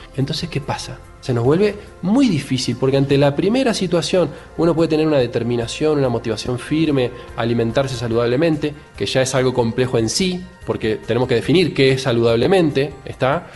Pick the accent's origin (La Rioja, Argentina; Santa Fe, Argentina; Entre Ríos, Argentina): Entre Ríos, Argentina; Paraná; now in Rosario, Argentina; Yo nací en Paraná, que es una ciudad que está a 6 horas más o menos de Capital Federal, y vivo hace 20 años en Rosario